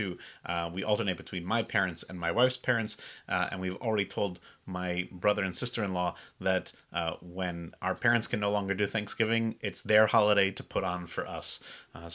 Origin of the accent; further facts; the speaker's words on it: New England, United States; now in Charleston, United States; I'm originally from New England